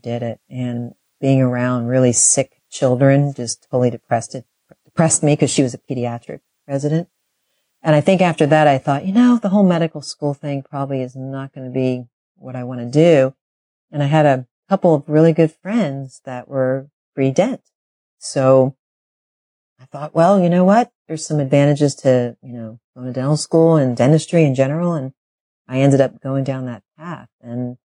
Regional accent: Philadelphia, Pennsylvania, United States; moved away as an adult; now in Northern California, United States; I grew up on the East Coast. I actually grew up in Philadelphia.

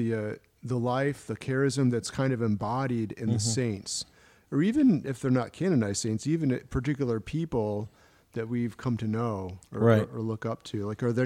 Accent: Maryland, United States; also born or lived in Virginia; No, originally from Virginia, I grew up in Maryland.

